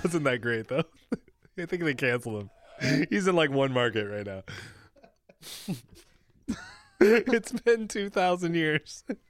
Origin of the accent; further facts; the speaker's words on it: Midwest, United States; I'm from the Midwest, too.